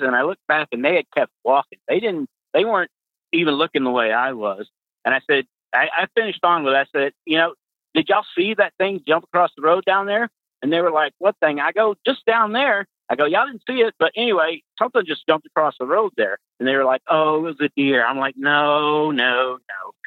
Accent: Pasadena, Texas, United States; moved away as an adult; now in Fort Wayne, United States; I'm from Texas. I was born and raised in Texas, um, specifically Pasadena.

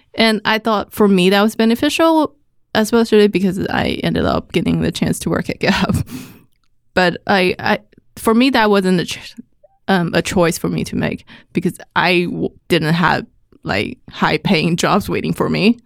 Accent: Taipei, Taiwan; moved away as an adult; I grew up in Taiwan

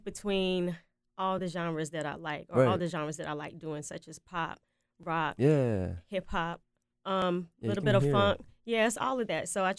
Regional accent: Henderson, North Carolina, United States; I'm from Henderson, North Carolina

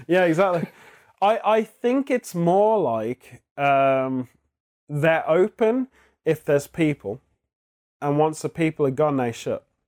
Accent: England, United Kingdom; moved away as an adult; now in Japan; we're from England

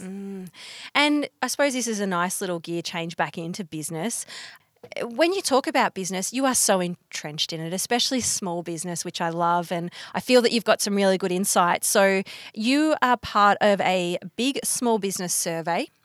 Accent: Bendigo, Victoria, Australia; I'm from Bendigo

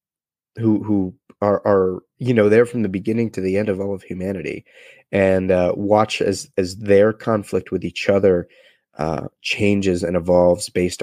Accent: New London, Connecticut, United States; my hometown of New London, Connecticut

